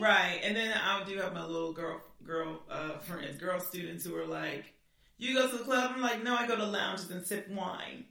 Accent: California, United States; moved away; I'm from California

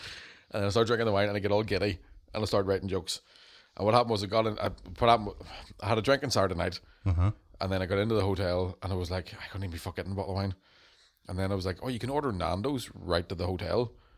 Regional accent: Birmingham, West Midlands, United Kingdom; accent: Brummie; I'm from Birmingham.

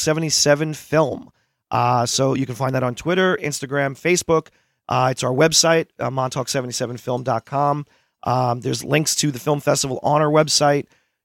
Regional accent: Long Island, New York, United States; I grew up on Long Island.

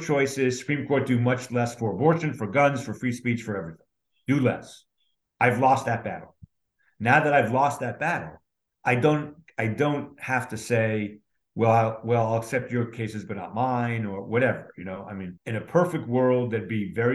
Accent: New York, United States; moved away as an adult; also born or lived in Montreal, Canada; now in Atlanta, United States; I was born in Canada, raised in New York.

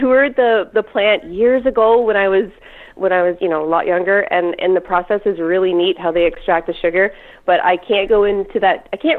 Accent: Wyoming, Ontario, Canada; moved away as an adult; now in Oxford County, Canada; I grew up in Lambton County. Yeah, so I grew up 5 miles east of a little town called Wyoming.

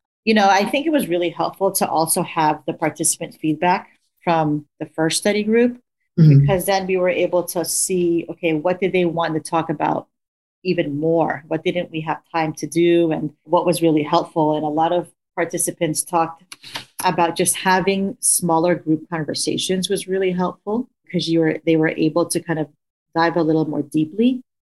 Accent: United States; which is something that I identify with being Filipino American, you know, because I did grow up with understanding this hierarchy around color.

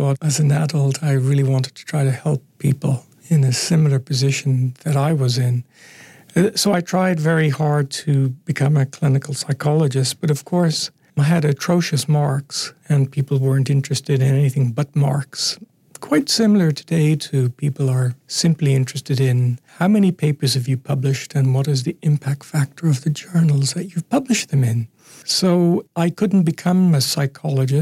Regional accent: Ireland; now in Canada; growing up in Ireland in the 60s

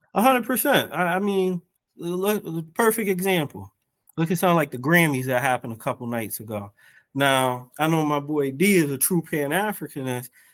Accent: United States; I'm black American, but also on my mother's side, I'm Cape Verdean

